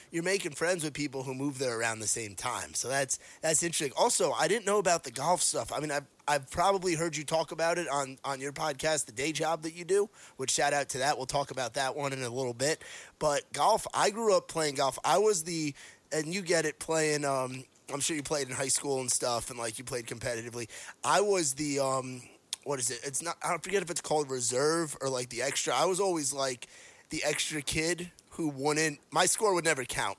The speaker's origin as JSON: {"language": "English", "region": "New York", "country": "United States", "tie": "born or raised there", "moved": "yes", "said": "I grew up in New York"}